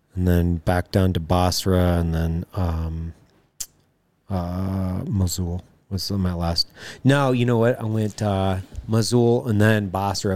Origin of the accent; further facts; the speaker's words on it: Lewiston, Idaho, United States; I grew up in Lewiston, Idaho, uh, on the Clearwater